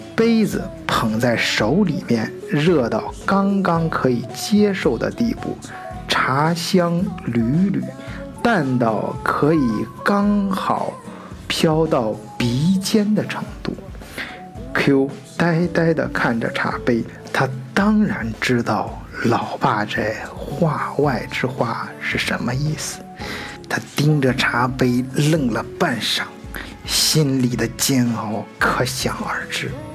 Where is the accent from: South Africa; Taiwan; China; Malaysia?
China; now in Germany; 在我们中国人自己的圈儿子里面